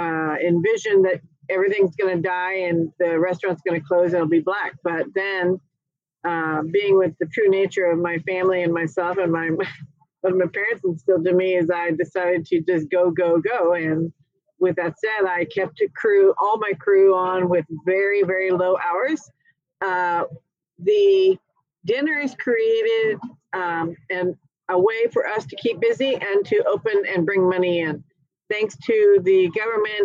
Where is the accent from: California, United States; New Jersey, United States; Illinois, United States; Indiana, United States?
California, United States; Carmel; moved away; also born or lived in Dallas, Texas / Napa, California / Wilmington, North Carolina; I moved back to my hometown of Carmel